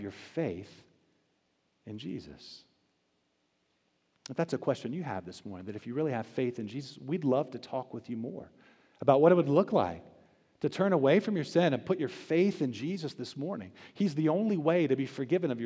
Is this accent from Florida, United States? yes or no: yes; Tampa, Florida, United States; now in Charlotte, United States; I spent a good part of my childhood growing up in Florida. It's a beautiful place. I was right there around Tampa Bay